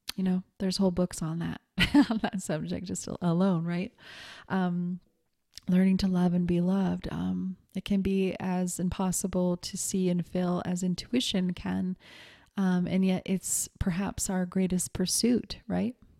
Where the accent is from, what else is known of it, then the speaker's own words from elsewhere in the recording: Montana, United States; moved away; also born or lived in New York City / Seattle; growing up in Montana